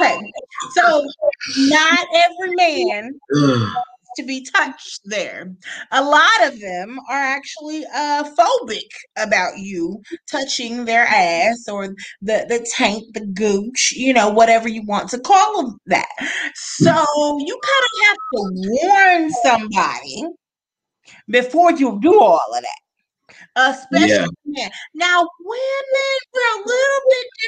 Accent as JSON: {"language": "English", "town": "Fort Lauderdale", "region": "Florida", "country": "United States", "tie": "born or raised there", "said": "I'm from Fort Lauderdale, Florida"}